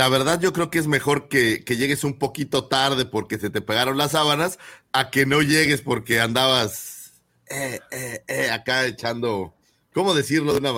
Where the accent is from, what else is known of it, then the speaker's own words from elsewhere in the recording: Naucalpan, State of Mexico, Mexico; de donde yo soy, que es ciudad satélite, un lugar en la Ciudad de México, hay una raza que le llaman sateluco, de la cual yo provengo